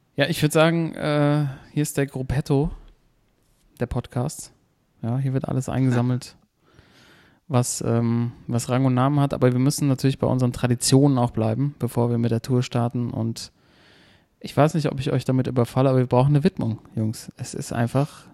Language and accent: German; Hesse, Germany; also born or lived in Mainz; als Hesse